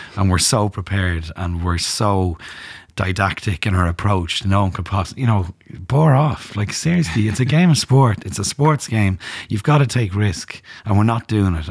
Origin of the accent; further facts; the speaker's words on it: Dublin, Leinster, Ireland; when I was growing up in Dublin